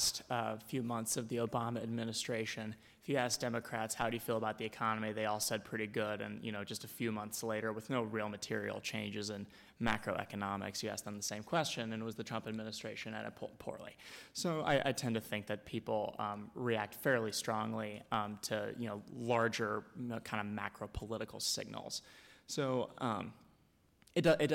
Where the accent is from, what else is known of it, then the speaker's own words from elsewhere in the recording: Dallas, Texas, United States; I'm from Dallas, Texas